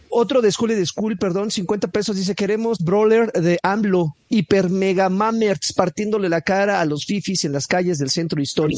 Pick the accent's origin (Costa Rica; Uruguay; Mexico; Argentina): Mexico; como mexicano, yo me siento igualmente orgulloso. Yo tengo raíces totonacas